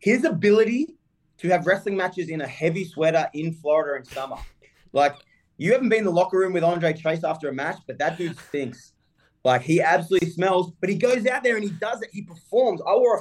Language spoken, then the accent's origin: English; Australia; moved away